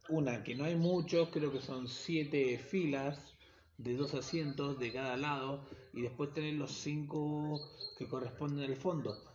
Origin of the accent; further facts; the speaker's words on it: Quilmes, Buenos Aires Province, Argentina; now in Buenos Aires, Argentina; Eh, les cuento que soy de Quilmes, zona sur, para toda la gente que conoce.